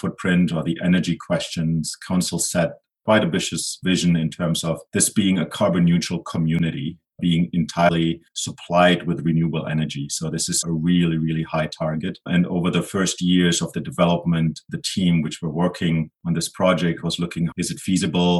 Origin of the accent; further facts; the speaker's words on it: Germany; now in Edmonton, Canada; Originally, I'm from Germany.